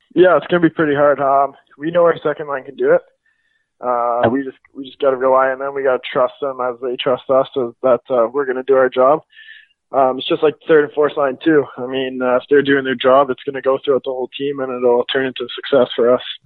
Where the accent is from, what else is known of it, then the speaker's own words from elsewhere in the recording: Calgary, Alberta, Canada; I'm from Calgary, Alberta.